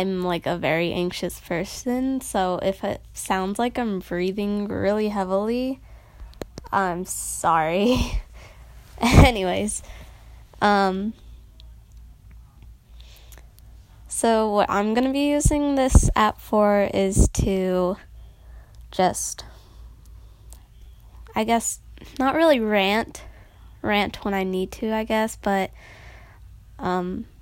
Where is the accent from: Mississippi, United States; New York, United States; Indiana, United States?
Indiana, United States; Noblesville; also born or lived in Carmel, Indiana / Westfield, Indiana; I've lived in Indiana my entire life. I was born here.